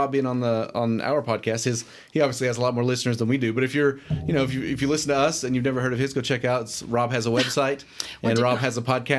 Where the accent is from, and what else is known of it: Powell County, Kentucky, United States; born or raised there